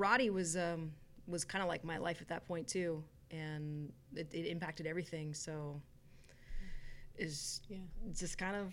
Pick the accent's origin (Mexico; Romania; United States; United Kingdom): United States; Bay Area, California; So I was born in Southern California, raised in the Bay Area